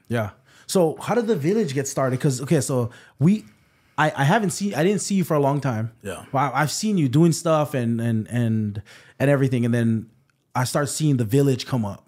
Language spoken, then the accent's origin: English; Waipahu, Hawaii, United States; I'm from Waipahu, um, grew up here